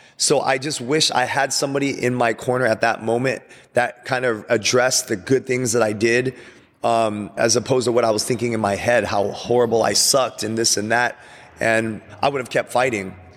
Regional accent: Glendora, California, United States; We're driving from Glendora, city of Glendora

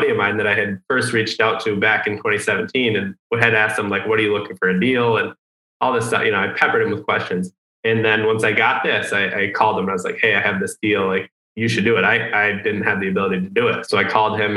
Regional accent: Metro Detroit, Michigan, United States; I grew up in Michigan, Metro Detroit, like half hour, 20 minutes north of Ann Arbor.

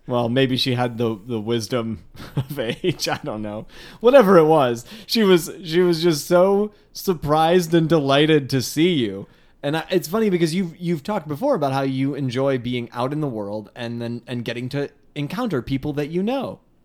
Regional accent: Palatine, Illinois, United States; I grew up in Palatine that had, that got so big somewhere in the nineties

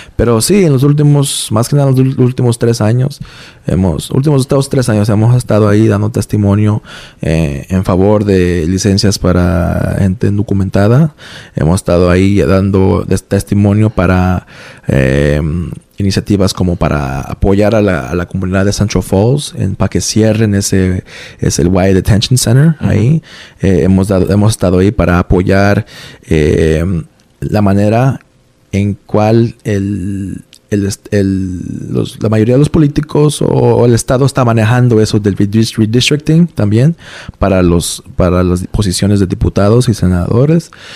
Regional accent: Iowa, United States; also born or lived in New York; now in Providence, United States; fuimos para Iowa, el estado de Iowa, donde yo pasé, donde yo viví la gran mayoría de mi juventud

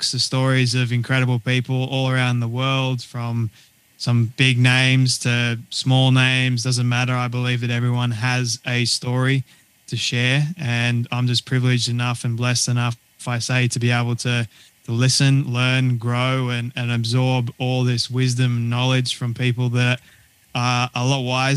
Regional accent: Sydney, New South Wales, Australia; moved away as an adult; now in Sunshine Coast, Australia; I was born and raised in Sydney, Australia, and we recently moved to the good old sunny coast in Queensland

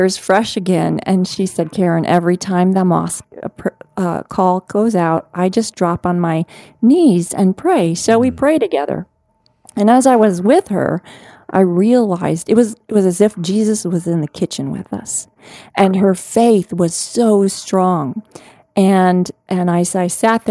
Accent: United States; my hometown of the United States

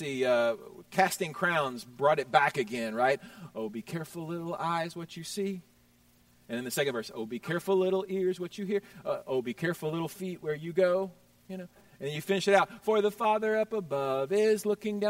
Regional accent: Houston, Texas, United States; I grew up in Houston, Texas

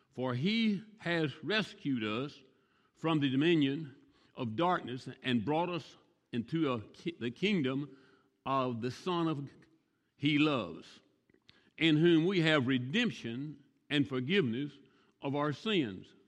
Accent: the South, United States; now in Arbuckle, United States; I'm from the South. It's almonds to me.

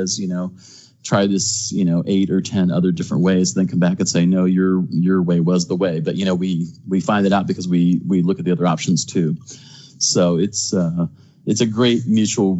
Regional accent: Houston, Texas, United States; where I grew up in Houston.

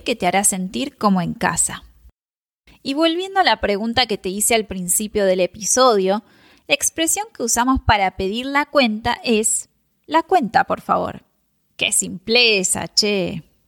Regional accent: Argentina; en Argentina usamos otras palabras

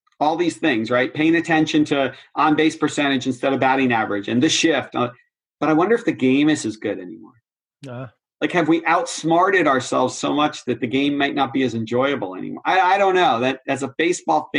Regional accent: Boston, Massachusetts, United States; I'm a Bostonian

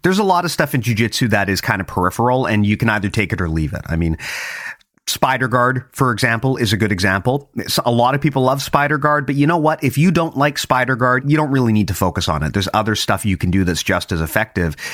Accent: Canada; as a Canadian

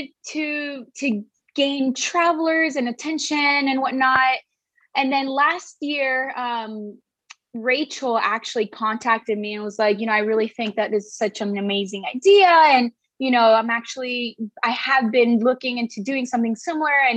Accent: Miami, Florida, United States; moved away as an adult; also born or lived in Caracas, Venezuela / Los Angeles; now in San Diego, United States; I'm actually originally from Venezuela, Caracas, and I was raised in Miami, Florida

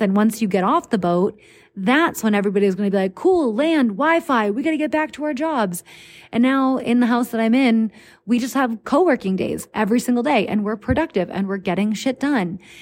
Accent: United States; the obnoxiously friendly Americans like myself

